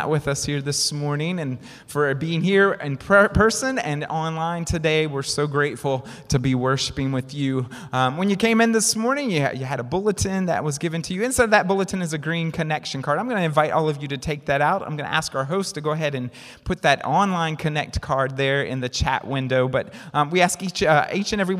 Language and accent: English; the South, United States; I'm from down south. You might not can tell, right, by my accent